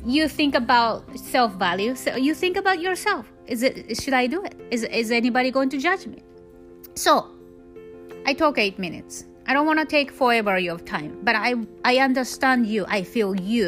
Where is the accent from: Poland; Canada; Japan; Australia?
Japan; English is a second language; moved away as an adult; I was born and raised in Japan until I was 19, so I speak almost perfect Japanese